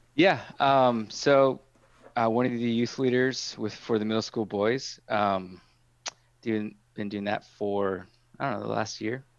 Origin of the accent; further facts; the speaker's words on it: Marinette, Wisconsin, United States; moved away as an adult; also born or lived in Green Bay; I grew up in Marinette